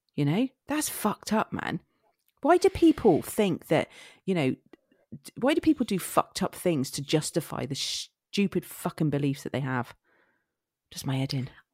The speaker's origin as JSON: {"language": "English", "area": "Somerset", "region": "South West England", "country": "United Kingdom", "accent": "Somerset", "said": "I am from Somerset"}